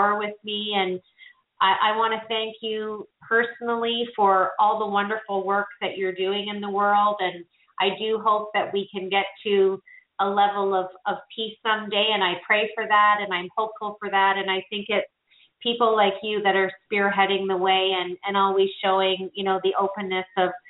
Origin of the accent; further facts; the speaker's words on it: Canada; I'm from Canada